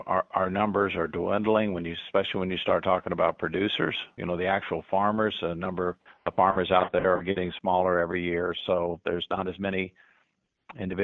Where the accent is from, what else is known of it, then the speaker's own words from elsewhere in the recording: Hamilton, Illinois, United States; also born or lived in Macomb, Illinois / Rushville, Illinois; I'm a West Central Illinois resident and have been my entire life. I was born in McDonough County in Macomb, and lived there. My family lived there on a farm out northwest of town for a number of years, and then moved over along the Mississippi River over in Hancock County, and that's really where I did most of my schooling and graduated from high school in Hamilton